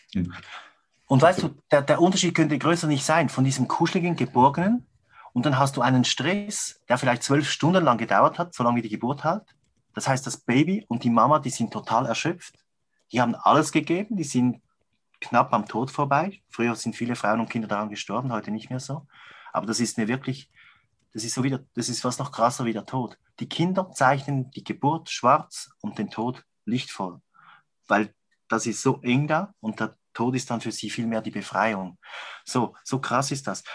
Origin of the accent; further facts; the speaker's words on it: Switzerland; bei uns in der Schweiz